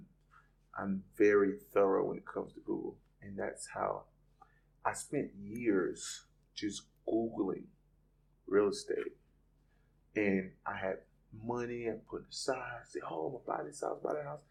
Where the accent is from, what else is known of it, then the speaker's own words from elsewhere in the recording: Lake Wales, Florida, United States; moved away as an adult; now in Jacksonville, United States; I'm from a little small country town called Lake Wells, Florida